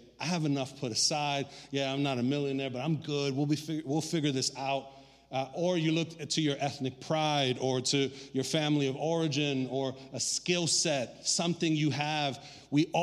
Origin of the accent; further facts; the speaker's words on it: New York City, New York, United States; also born or lived in Puerto Rico; I was raised in Brooklyn since I was 6 months old